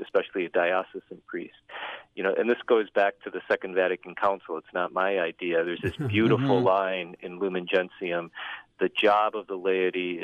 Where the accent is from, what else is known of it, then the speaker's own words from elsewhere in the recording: Northwest Indiana, United States; I'm originally from Northwest Indiana